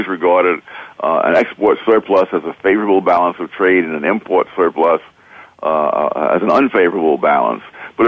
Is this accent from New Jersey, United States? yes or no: no; New York City, New York, United States; I grew up in Harlem